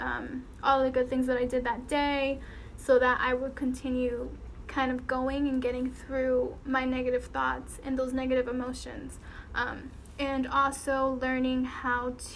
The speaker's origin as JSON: {"language": "English", "region": "Connecticut", "country": "United States", "tie": "born or raised there", "moved": "as an adult", "lives_now": "Texas, United States", "said": "after school I would go to the beach back home. So I'm from Connecticut"}